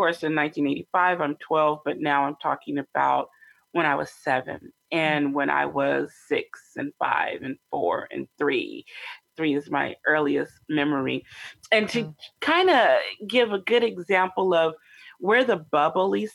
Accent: Sacramento, California, United States; also born or lived in Longview, Washington; I grew up predominantly in Sacramento, California

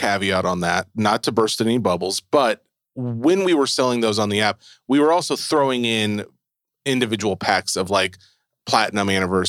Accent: Tennessee, United States; This is how they sound. I can say that. I'm from Tennessee.

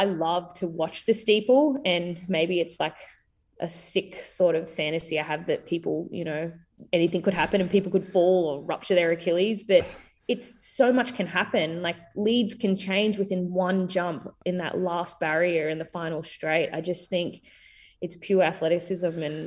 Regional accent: Queensland, Australia; just a Queenslander

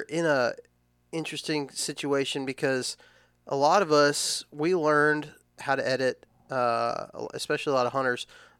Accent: Texas, United States; I'm from Texas, but I still say acorns

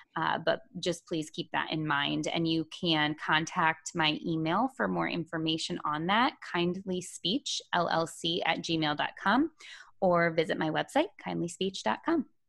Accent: Toledo, Ohio, United States; moved away as an adult; now in Charlottesville, United States; I'm from Toledo, Ohio, where I was born and raised, and I spent my entire life there until just last week

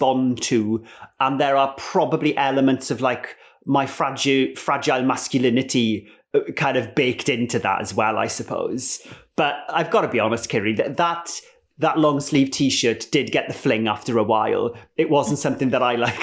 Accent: Ammanford, Wales, United Kingdom; I grew up in Ammanford in southwest Wales.

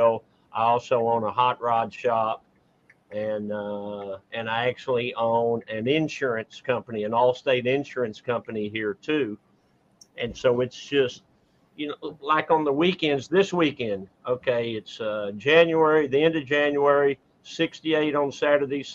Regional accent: Dallas, Texas, United States; born and raised in Dallas, Texas, and never lived outside of it.

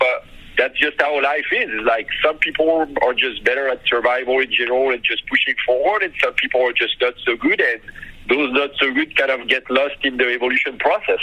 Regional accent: France; moved away; growing up in France

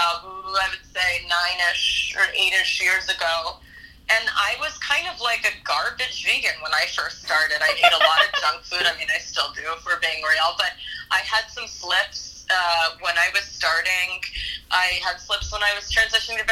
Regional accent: Dallas, Texas, United States; I grew up in Texas

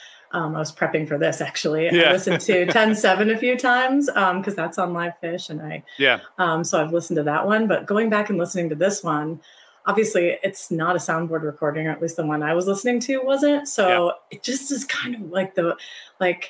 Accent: Ohio, United States; I grew up in Ohio.

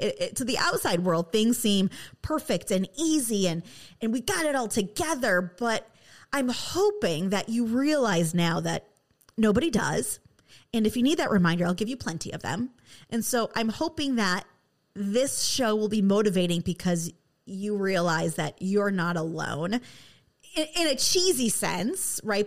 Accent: West Michigan, United States; I am from West Michigan, where there is nothing but Dutch immigrants here

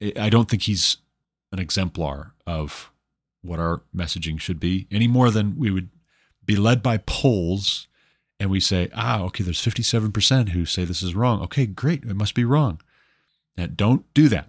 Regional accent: United States; I'm an American

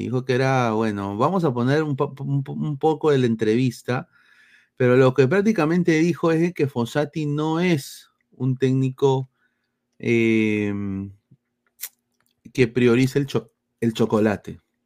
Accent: Lima, Peru; Yo soy de Lima

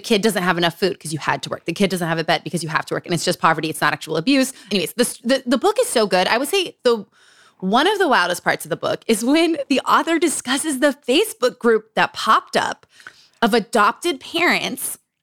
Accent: Utah, United States; Growing up in Utah.

